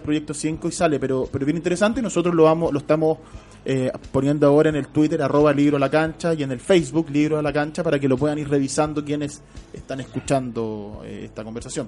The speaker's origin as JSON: {"language": "Spanish", "country": "Chile", "said": "uno puede tener como chileno"}